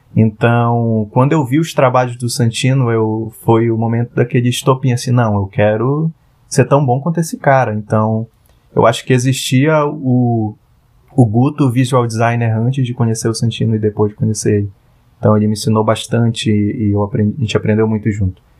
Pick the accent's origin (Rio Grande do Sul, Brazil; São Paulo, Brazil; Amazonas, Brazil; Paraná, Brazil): Amazonas, Brazil; Parintins; moved away as an adult; now in Manaus, Brazil; eu sou parintinense, eu nasci em Parintins. Parintins é uma ilha localizada no interior do Amazonas. E eu vivi 17 anos da minha vida lá